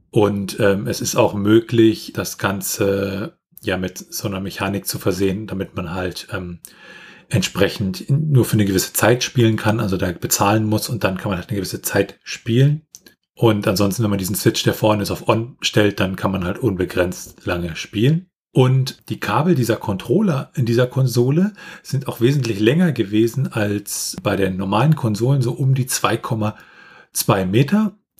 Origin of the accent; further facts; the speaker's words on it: Germany; bei uns in Deutschland